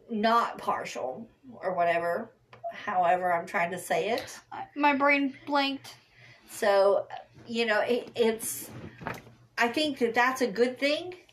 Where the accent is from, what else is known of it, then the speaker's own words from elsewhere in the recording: Kentucky, United States; born there; I was born in Kentucky.